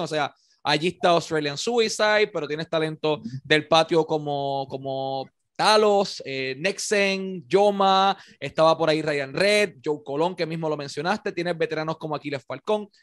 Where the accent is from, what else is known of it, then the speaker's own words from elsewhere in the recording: Puerto Rico; Puerto Rico, la realidad que vivimos